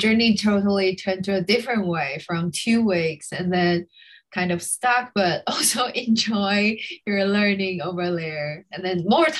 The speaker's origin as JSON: {"language": "English", "region": "Kaohsiung", "country": "Taiwan", "said": "I'm originally from Kaohsiung."}